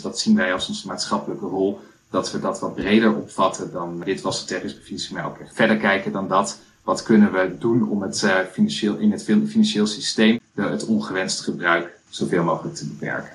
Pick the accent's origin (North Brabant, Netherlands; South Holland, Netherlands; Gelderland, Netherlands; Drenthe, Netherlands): Gelderland, Netherlands; Culemborg; also born or lived in Twente; now in Ede, Netherlands; Ik ben opgegroeid in Culemborg